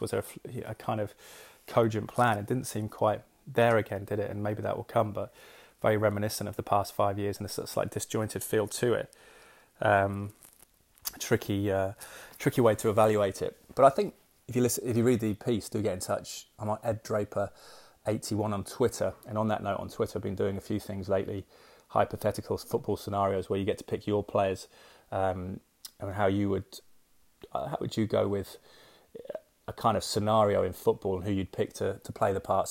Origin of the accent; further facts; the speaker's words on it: London, United Kingdom; I was born in East London